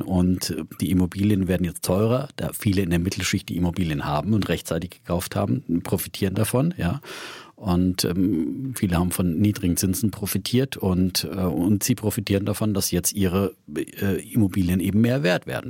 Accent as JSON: {"language": "German", "region": "Franconia", "country": "Germany", "said": "Ich bin ein solider, fränkischer, sparsamer Mensch"}